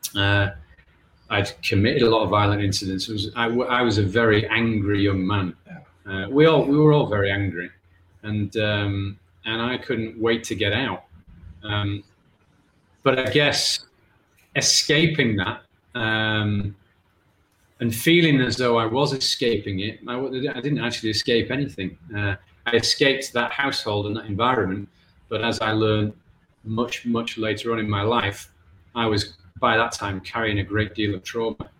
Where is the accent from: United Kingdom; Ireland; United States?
United Kingdom; England; I'm actually from England, but yeah, I do have Irish family